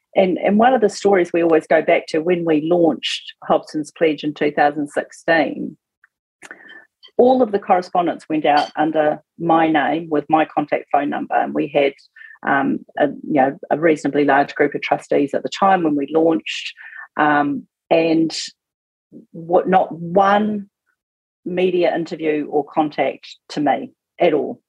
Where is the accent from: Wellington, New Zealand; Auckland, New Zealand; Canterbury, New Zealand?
Auckland, New Zealand; also born or lived in Northland; I'm an Aucklander